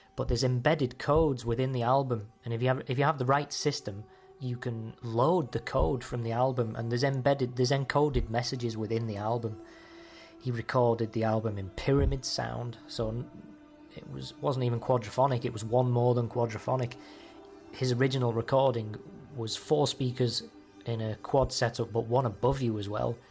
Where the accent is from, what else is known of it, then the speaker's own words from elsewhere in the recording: Liverpool, North West England, United Kingdom; I was from Liverpool